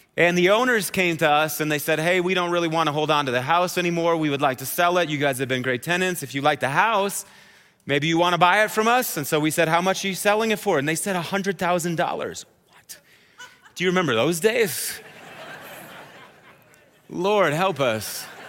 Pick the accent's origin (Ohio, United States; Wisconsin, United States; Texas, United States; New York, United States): Wisconsin, United States; I'm from Wisconsin, so I say oath, like that. It's this long journey through the vowel is what it is